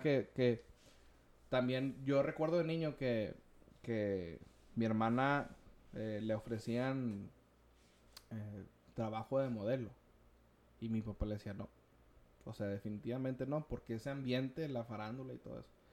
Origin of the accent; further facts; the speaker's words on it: Mexico; como latinos, como hispanos, mexicanos